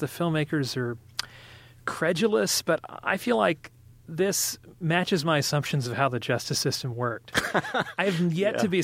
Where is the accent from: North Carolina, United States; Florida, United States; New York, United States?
North Carolina, United States; I'm from North Carolina